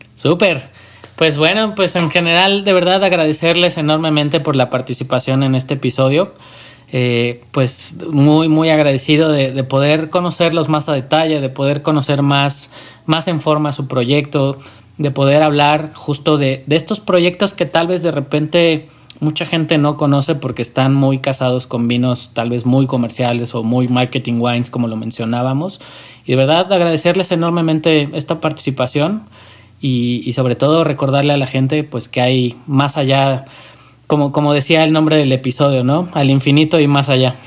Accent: Mexico

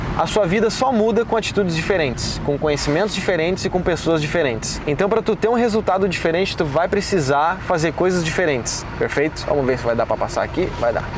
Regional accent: Porto Alegre, Rio Grande do Sul, Brazil; now in Florianópolis, Brazil; E eu sou gaúcho, né? Nasci em Porto Alegre

